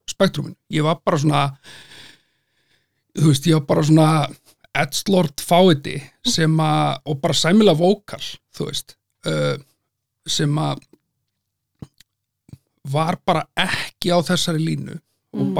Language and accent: Icelandic; Selfoss, then Hveragerði, Southern Region, Iceland; moved away as an adult; now in Reykjavík, Iceland; fættur á e, Selfossi, okay. bjóð þar framan af, e, síðan í hveragerði, þannig að sunnlendingur, mm. en hef búið í Reykjavík síðan 2010.